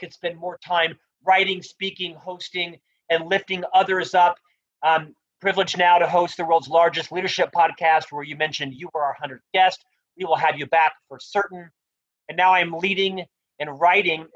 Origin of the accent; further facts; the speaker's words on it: Orlando, Florida, United States; moved away as an adult; now in Salt Lake City, United States; I'm from Central Florida, right? Orlando, Florida. Lived there for the first 26 years, born and raised there